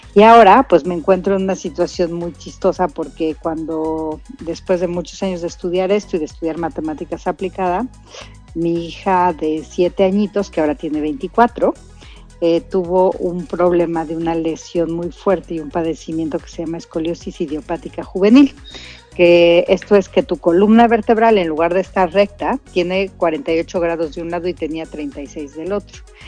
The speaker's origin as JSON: {"language": "Spanish", "region": "Querétaro", "country": "Mexico", "said": "nuestra lengua natal de Querétaro"}